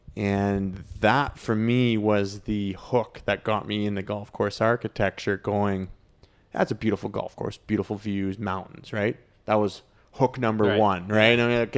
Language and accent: English; Canmore, Alberta, Canada; Growing up, where I grew up in Canmore, Banff, like it's the same.